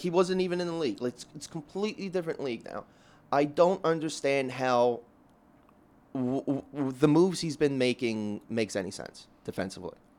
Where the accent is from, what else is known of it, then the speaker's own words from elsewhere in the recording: Philadelphia, Pennsylvania, United States; Raised, born and raised in South Philly.